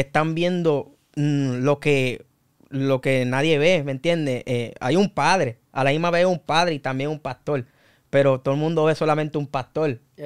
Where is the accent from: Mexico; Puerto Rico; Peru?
Puerto Rico; Humacao; also born or lived in Loíza, Puerto Rico; now in Naguabo, Puerto Rico; Y a la edad de cuatro años fue que me mudé para Macao. Ahí fue donde crecí, ahí fue donde me formé